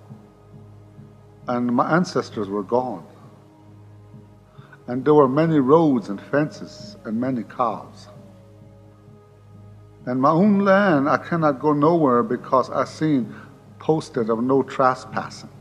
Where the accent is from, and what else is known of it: Pine Ridge Indian Reservation, South Dakota, United States; born or raised there